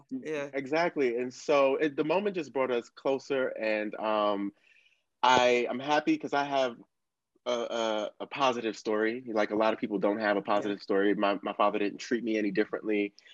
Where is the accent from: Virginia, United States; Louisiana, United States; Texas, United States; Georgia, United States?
Virginia, United States; Buckingham County, Central; also born or lived in Bronx, New York; now in New York City, United States; I was born in the Bronx, raised in Virginia, small small county called Buckingham in Central Virginia, nearest to Charlottesville. That's where people most um, are familiar with. And um, I live in New York. I live in Harlem.